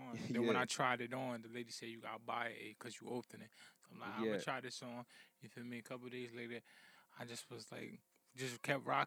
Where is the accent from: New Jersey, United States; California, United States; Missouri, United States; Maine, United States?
New Jersey, United States; East Orange; I've been living in East Orange my whole life, man. Yeah, like I was born inside of a Oak hospital, but I was raised in East Orange